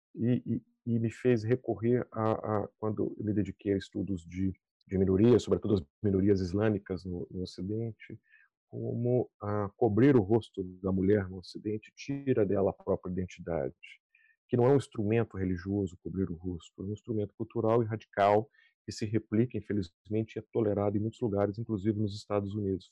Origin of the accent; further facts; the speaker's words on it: Brazil; now in United States; onde vivo e onde, de onde sou é o país que eu penso 24 horas por dia, todos os dias, que é o Brasil